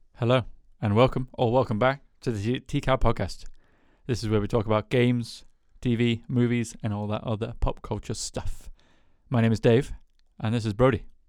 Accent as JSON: {"language": "English", "country": "United Kingdom", "said": "I'm British"}